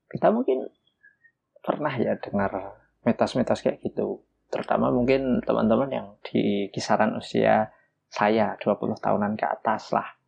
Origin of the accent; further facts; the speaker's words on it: Java, Indonesia; karena saya lahir dan besar di Jawa, ya tahunya memang mitos yang ada di sekitar Jawa